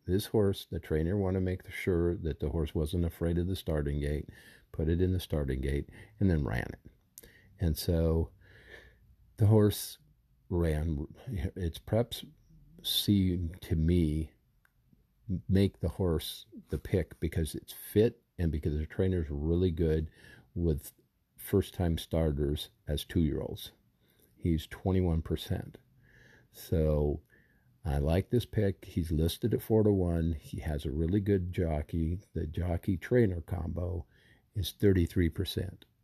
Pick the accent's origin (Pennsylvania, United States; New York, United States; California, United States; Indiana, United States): California, United States; Southern; I grew up in Southern California